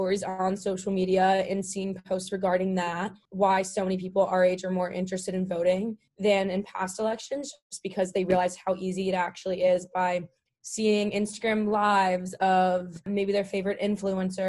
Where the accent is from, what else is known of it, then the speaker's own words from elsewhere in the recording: Pennsylvania, United States; moved away; also born or lived in Pittsburgh, Pennsylvania; I am from Pennsylvania